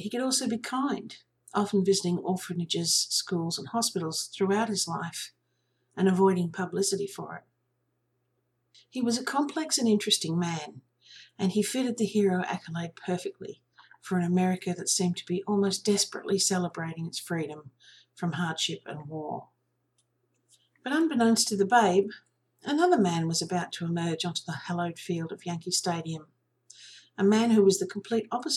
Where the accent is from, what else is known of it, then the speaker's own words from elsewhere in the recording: Australia; I'm an Australian